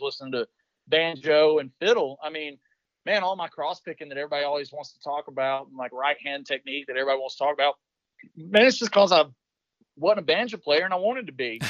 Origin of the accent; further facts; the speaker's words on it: Western North Carolina, United States; I grew up in Western North Carolina.